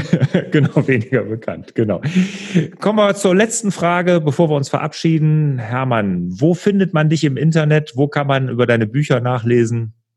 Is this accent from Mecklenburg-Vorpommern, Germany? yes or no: no; Bergisches Land, North Rhine-Westphalia, Germany; ich komme ja aus dem Bergischen Land